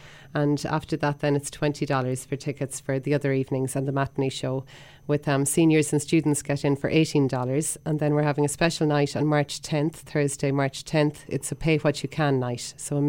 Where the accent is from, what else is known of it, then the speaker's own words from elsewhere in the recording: Drumcliffe, Connacht, Ireland; moved away as an adult; now in Toronto, Canada; I grew up in Drumcliffe, very close to where Yeats is buried there in the famous churchyard.